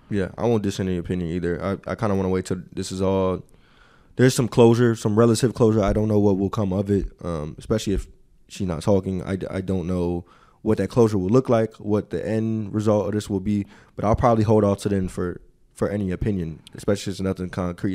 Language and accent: English; Chicago, Illinois, United States; moved away; I am from the West Side, but it's a Sox, Sox crib, Sox household